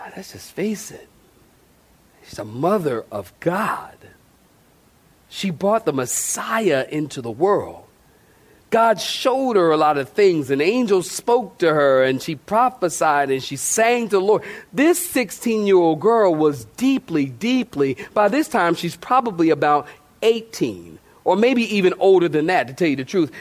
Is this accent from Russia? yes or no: no; Philadelphia, Pennsylvania, United States; I'm come from Philly, I'm from Philly